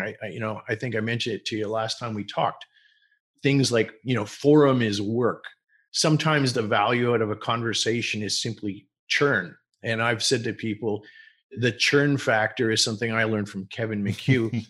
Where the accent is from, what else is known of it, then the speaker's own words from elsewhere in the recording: Montreal, Quebec, Canada; I was born in Montreal.